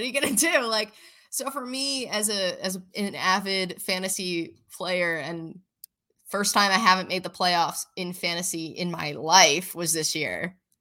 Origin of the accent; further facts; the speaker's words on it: Philadelphia, Pennsylvania, United States; also born or lived in Buffalo; I'm from Philly